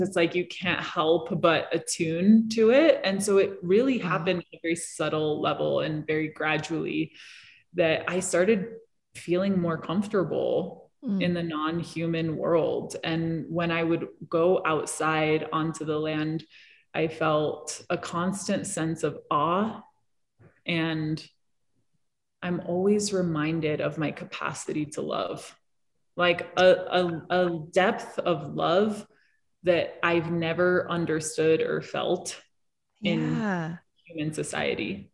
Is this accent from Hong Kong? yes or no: yes; Hong Kong; also born or lived in New York City; now in Colorado, United States; I grew up in cities. I grew up in Hong Kong.